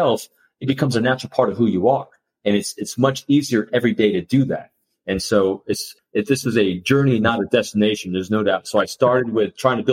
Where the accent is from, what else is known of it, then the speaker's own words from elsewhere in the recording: New York, United States; I'm an extrovert from New York